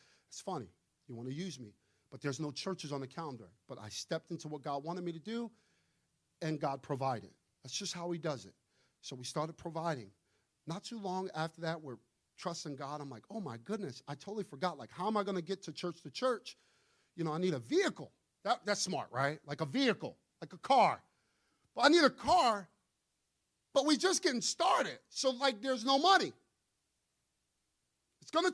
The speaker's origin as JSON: {"language": "English", "town": "New York City", "region": "New York", "country": "United States", "said": "I'm from Brooklyn."}